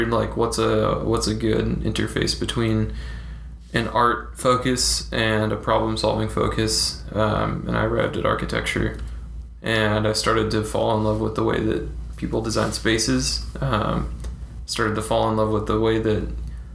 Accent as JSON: {"language": "English", "town": "Fresno", "region": "California", "country": "United States", "moved": "yes", "said": "I came from Fresno, California. The asshole of California"}